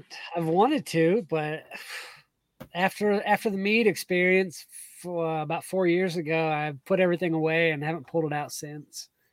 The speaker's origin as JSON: {"language": "English", "region": "South Georgia", "country": "United States", "tie": "born or raised there", "moved": "yes", "said": "I grew up in South Georgia"}